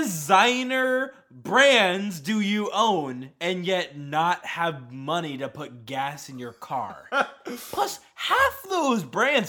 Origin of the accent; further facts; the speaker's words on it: Tampa, Florida, United States; I grew up in Tampa, which is a much worse city.